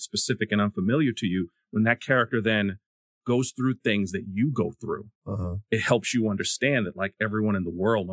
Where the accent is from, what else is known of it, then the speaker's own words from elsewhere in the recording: New York, United States; I'm actually from New York